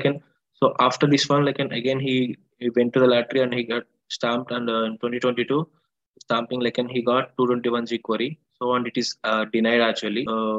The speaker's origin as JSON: {"language": "English", "town": "Hyderabad", "region": "Telangana", "country": "India", "said": "I'm from Hyderabad."}